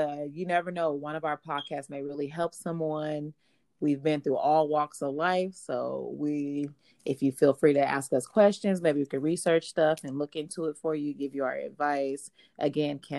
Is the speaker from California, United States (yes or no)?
yes; Sacramento, California, United States; I'm from Sacramento, California, born and raised